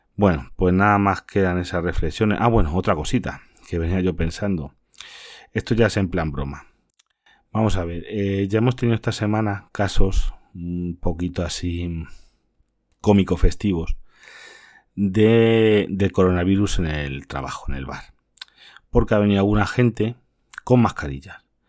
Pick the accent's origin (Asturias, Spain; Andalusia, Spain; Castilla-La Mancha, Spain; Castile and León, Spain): Castilla-La Mancha, Spain; otras comunidades como la mía que es Castilla-La Mancha